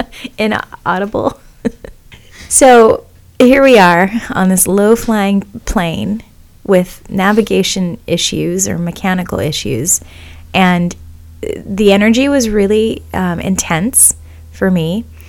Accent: Kona, Hawaii, United States; moved away; also born or lived in Oahu; I was born on Oahu, raised in Kona

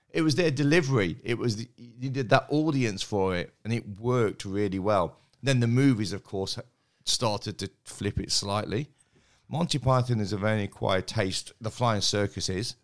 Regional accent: Derby, East Midlands, United Kingdom; moved away; I was born in Derby

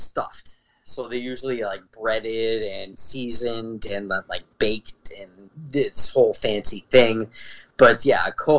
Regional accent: Cape Cod, Massachusetts, United States; I live on Cape Cod. I'm from Cape Cod, Massachusetts.

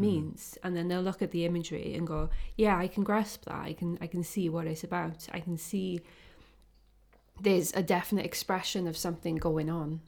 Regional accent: Welsh, Wales, United Kingdom; I'm a Welsh, um, photographer or artist that uses photography

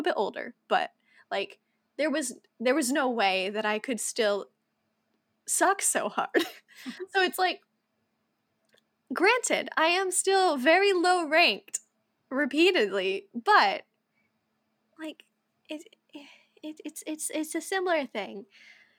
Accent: United States; we're Americans from the United States

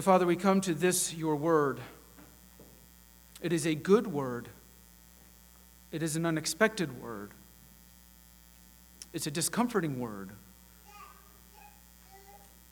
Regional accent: Chattanooga, Tennessee, United States; I grew up here in the Chattanooga area

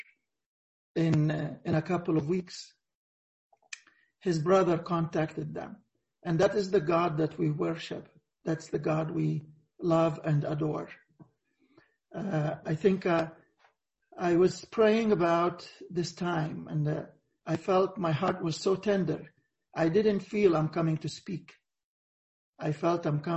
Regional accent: Egypt; it happened in our country, in Mount Sinai

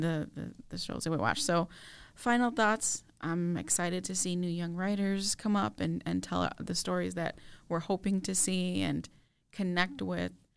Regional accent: Chicago, Illinois, United States; We grew up in a metropolis in a huge city, Chicago

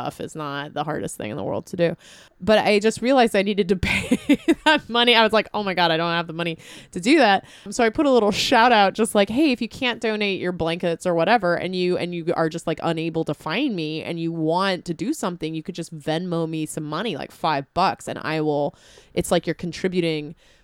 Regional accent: San Diego, California, United States; moved away; I grew up in fire country. I'm from San Diego originally. I grew up out in the rural areas

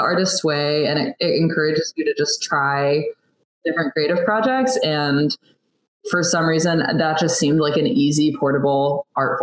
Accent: United States; I grew up in the States with a family that had been there for several generations

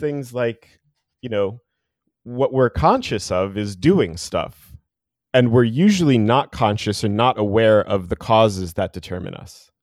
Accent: New Jersey, United States; moved away; I'm from New Jersey originally

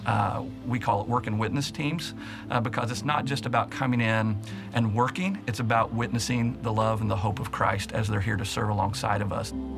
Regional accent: Martin County, Kentucky, United States; I was born and raised in Martin County, and so I have a lot of great memories in Eastern Kentucky and Martin County.

